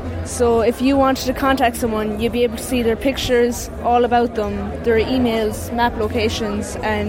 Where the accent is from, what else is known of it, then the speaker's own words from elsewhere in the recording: Ireland; I'm from Bunnycanlon.